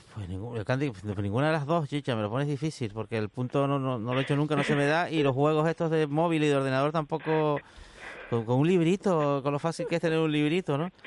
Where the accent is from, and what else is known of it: Canary Islands, Spain